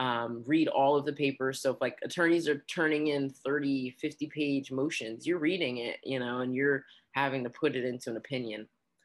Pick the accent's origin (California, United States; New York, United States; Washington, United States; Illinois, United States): New York, United States; also born or lived in New Jersey / Arizona; I consider myself bi-coastal, you know, definitely New York, New Jersey / Arizona.